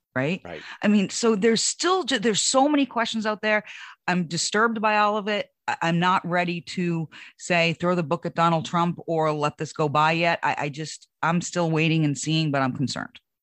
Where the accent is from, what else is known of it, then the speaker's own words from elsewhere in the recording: United States; as an American